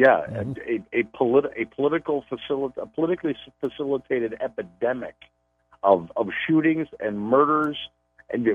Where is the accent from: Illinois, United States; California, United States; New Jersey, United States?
Illinois, United States; outside of Chicago; I was born and raised outside of Chicago